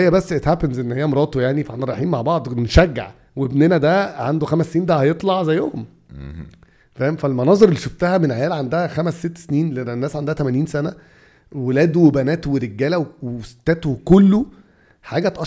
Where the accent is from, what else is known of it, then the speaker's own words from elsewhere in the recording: Egypt; اصل احنا عندنا في مصر نفس الكلام ده التفاؤل والتشاؤم ده في الكوره